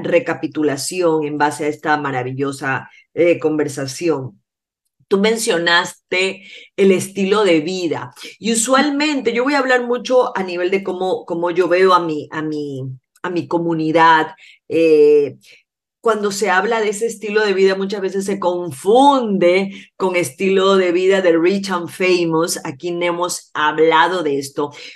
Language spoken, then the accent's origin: Spanish; Ecuador